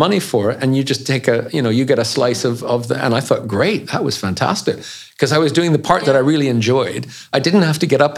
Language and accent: English; Canada; also born or lived in Switzerland; now in United Kingdom; I grew up in Canada